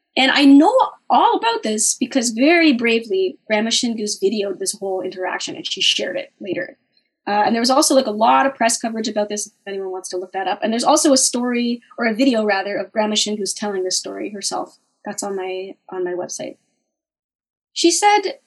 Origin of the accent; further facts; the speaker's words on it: Winnipeg, Manitoba, Canada; my hometown of Winnipeg